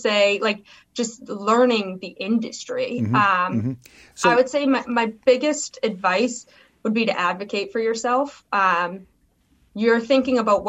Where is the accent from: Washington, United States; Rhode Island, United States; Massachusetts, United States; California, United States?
Massachusetts, United States; Boston; moved away; I'm from Boston, born and raised